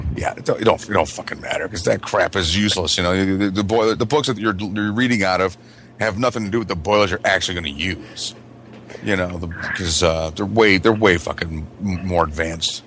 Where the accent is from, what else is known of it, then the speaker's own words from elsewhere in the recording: Michigan, United States; moved away; when I went to junior high back in Michigan